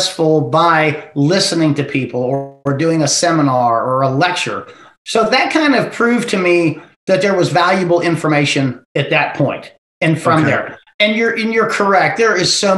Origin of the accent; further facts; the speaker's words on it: Ohio, United States; moved away as an adult; also born or lived in Texas; I was born and raised in Ohio, and I lived in the hill country